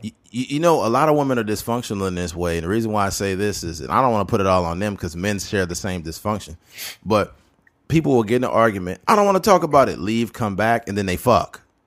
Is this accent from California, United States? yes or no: yes; California, United States; we're from California